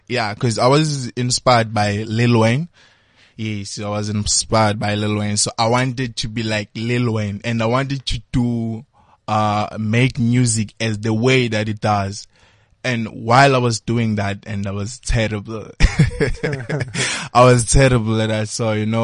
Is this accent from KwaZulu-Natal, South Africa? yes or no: yes; Port Shepstone, KwaZulu-Natal, South Africa; now in Johannesburg, South Africa; I'm from South Coast.